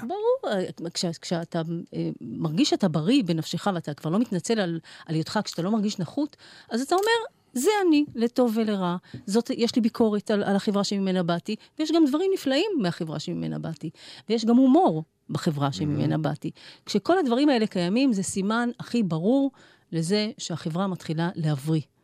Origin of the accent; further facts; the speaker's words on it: Israel; אני נולדתי בארץ